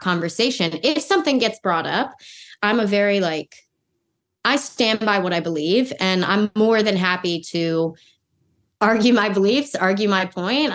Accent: Los Angeles, California, United States; moved away as an adult; I'm born and raised in Los Angeles

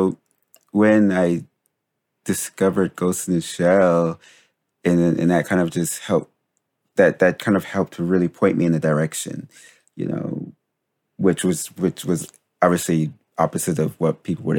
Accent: Paterson, New Jersey, United States; being Black and growing up in where we grew up in Patterson, Jersey

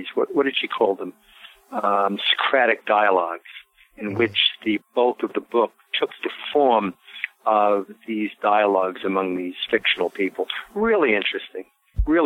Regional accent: New York City, New York, United States; moved away; also born or lived in Baltimore / San Francisco / Paris; I grew up in Brooklyn, went to high school in Manhattan, lived in Baltimore and San Francisco, and for a little while, Paris

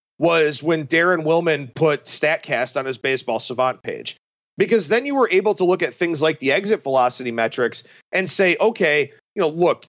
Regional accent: Cleveland, Ohio, United States; But growing up in Cleveland with the Indians heyday in the mid to late 90s

